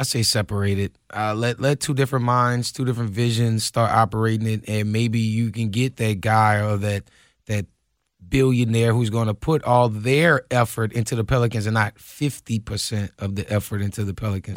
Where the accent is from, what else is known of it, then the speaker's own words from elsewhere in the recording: New Orleans, Louisiana, United States; I'm from New Orleans